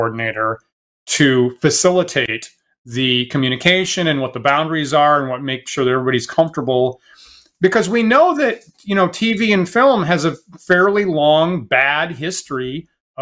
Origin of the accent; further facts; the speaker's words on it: Maine, United States; I'm in Maine